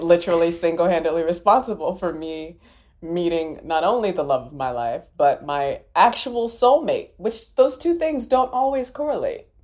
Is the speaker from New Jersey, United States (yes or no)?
no; Maryland, United States; I'm from Maryland